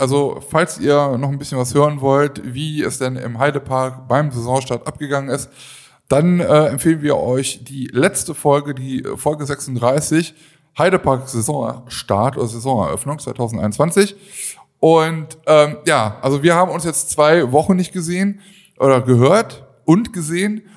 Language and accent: German; Aachen, North Rhine-Westphalia, Germany; Ich komme ja aus Aachen